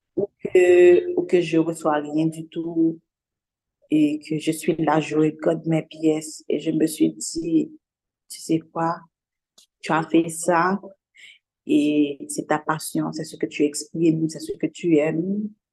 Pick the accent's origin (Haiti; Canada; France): Haiti; Je vis dans une société là où j'ai grandi